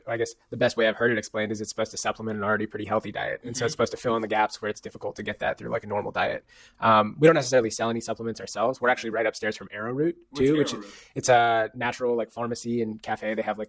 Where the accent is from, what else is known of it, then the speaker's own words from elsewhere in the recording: Northern California, United States; moved away as an adult; now in Bryn Mawr, United States; I grew up on the West Coast, Northern California.